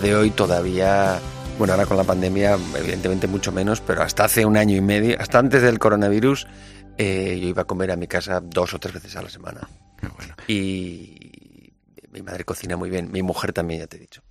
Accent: Basque Country, Spain; yo soy vasco

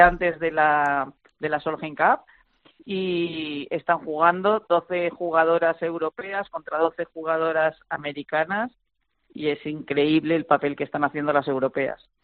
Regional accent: Spain; yo como española

